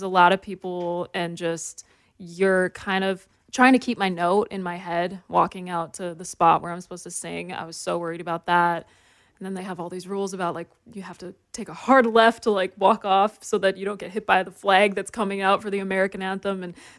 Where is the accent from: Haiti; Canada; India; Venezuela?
Canada; The most famous person to me?